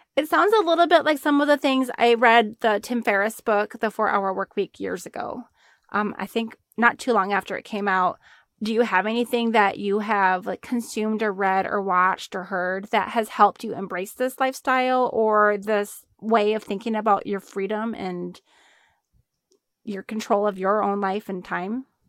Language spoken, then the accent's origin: English; Arizona, United States; we're both from Arizona